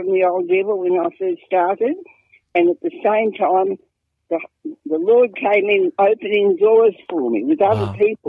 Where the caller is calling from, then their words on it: Caloundra, Queensland, Australia; Caloundra, Queensland.